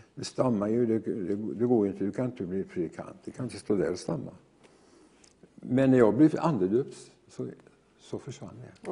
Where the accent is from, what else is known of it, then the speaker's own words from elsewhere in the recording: near Gothenburg, Västra Götaland, Sweden; jag är ju född ut på Hönerås strax utanför Göteborg